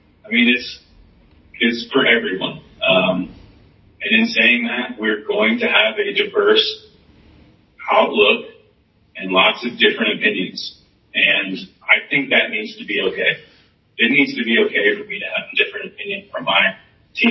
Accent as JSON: {"language": "English", "town": "Atlanta", "region": "Georgia", "country": "United States", "tie": "born or raised there", "said": "I'm from Atlanta, grew up in Atlanta, went to college in Atlanta"}